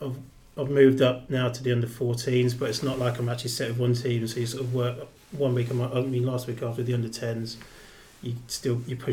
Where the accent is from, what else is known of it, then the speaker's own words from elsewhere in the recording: Peterborough, East of England, United Kingdom; I grew up in Peterborough